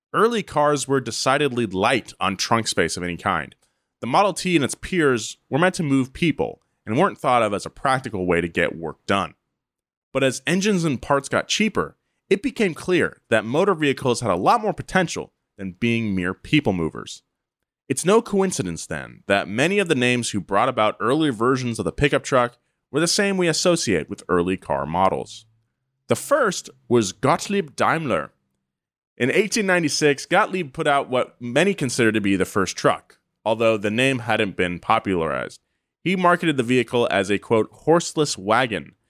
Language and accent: English; Atascadero, California, United States; moved away; my hometown of Atascadero, California.